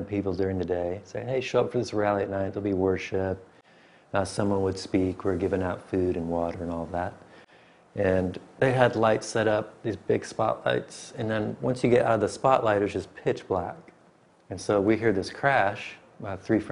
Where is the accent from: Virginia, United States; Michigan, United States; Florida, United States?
Michigan, United States; moved away as an adult; also born or lived in Springfield, Missouri; I grew up in Michigan